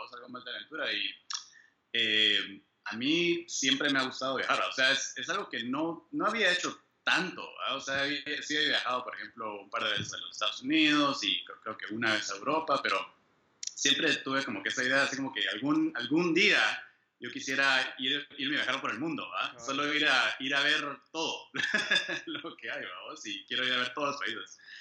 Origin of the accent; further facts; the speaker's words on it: Guatemala; moved away as an adult; also born or lived in Austria; now in United States; soy de Guate, yo eh, pues, ahí, nací, ahí crecí